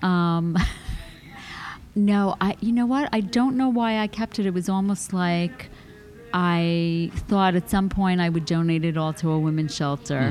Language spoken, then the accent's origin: English; New York, United States; also born or lived in Boston; now in Los Angeles, United States; I didn't want to move back to New York. That's where I'm from